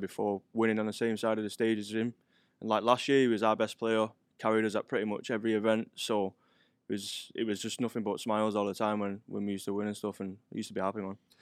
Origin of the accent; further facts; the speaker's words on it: Manchester, North West England, United Kingdom; moved away; from Gorton. It's got, a place called Gorton in Manchester